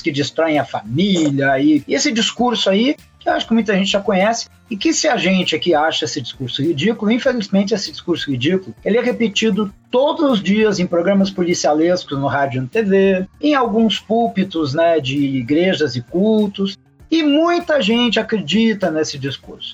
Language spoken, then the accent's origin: Portuguese; Rio Grande do Sul, Brazil; do meu estado natal, Rio Grande do Sul